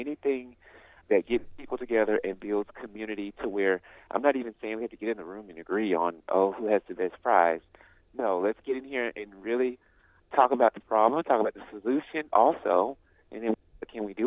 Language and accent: English; Birmingham, Alabama, United States; I come from Birmingham, Alabama